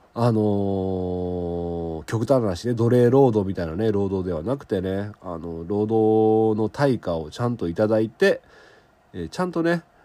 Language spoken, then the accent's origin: Japanese; southern Okayama Prefecture, Japan; 岡山県南部で僕の地元